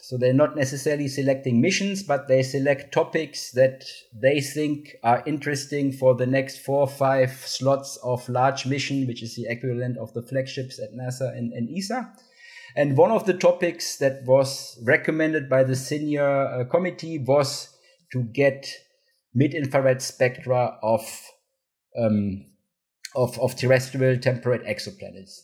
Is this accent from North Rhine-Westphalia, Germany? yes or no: yes; Cologne, North Rhine-Westphalia, Germany; moved away; I'm from Cologne, Germany originally